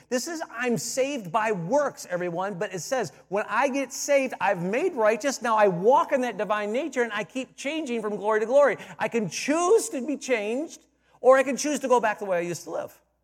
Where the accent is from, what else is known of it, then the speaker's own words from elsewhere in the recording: Detroit, Michigan, United States; I'm from Detroit